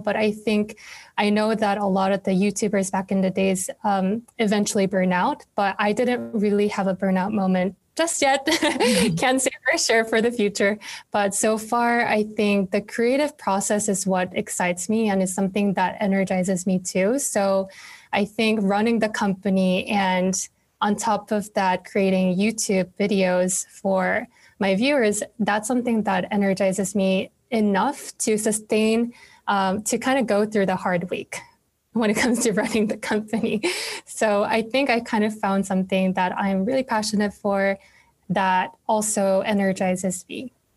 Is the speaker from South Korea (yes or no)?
yes; South Korea; now in New York City, United States; where I live now, I live in New York City, but was born and raised in Korea